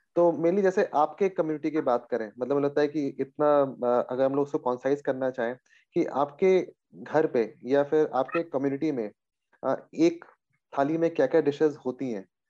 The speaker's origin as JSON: {"language": "Hindi", "region": "Bihar", "country": "India", "tie": "born or raised there", "said": "एक छोटे से शहर बिहार में मेरा जन्म हुआ"}